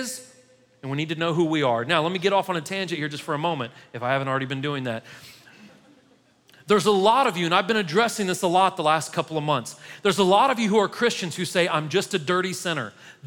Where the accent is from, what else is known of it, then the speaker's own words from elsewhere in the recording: United States; as an American